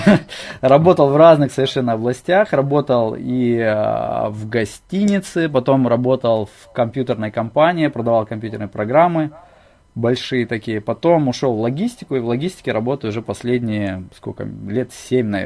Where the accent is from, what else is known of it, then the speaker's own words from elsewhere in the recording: Ust-Nera, Sakha Republic, Russia; also born or lived in Crimea; Ну вообще, я родился в Крыму, но когда мне было полгода, меня родители увезли в Якутию, на север, в Ямиконский район, поселок Уснера, вот, где я прожил 9 лет.